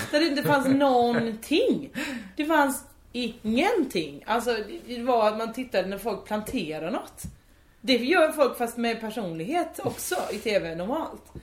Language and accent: Swedish; Veberöd, Skåne, Sweden; eh, hej jag är från Veberöd.